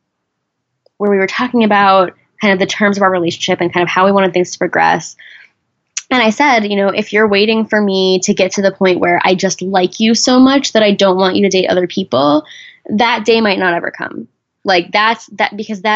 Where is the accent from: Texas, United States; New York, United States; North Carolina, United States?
Texas, United States; I grew up in Texas